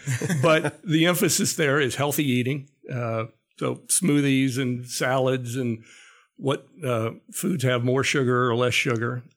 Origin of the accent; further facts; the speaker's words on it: Ohio, United States; growing up in Ohio